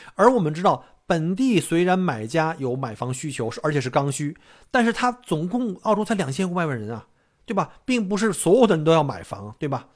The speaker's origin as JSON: {"language": "Chinese", "country": "China", "moved": "yes", "lives_now": "Australia", "said": "一般我们中国人可能看不上那样的房子"}